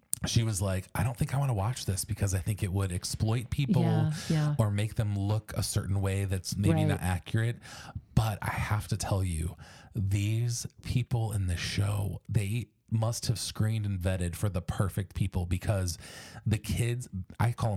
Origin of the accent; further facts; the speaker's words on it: Ohio, United States; I was born in Ohio.